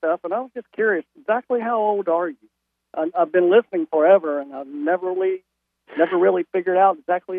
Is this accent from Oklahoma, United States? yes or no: no; Durham, North Carolina, United States; I'm from Durham originally.